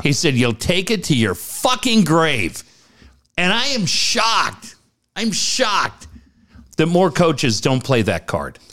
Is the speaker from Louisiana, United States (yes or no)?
no; Minneapolis, Minnesota, United States; moved away; I grew up in Minneapolis.